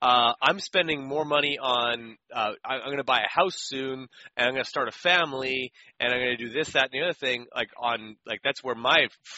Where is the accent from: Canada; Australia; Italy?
Canada; as a Canadian, I couldn't get full length supercrosses up until maybe 2009 or 10.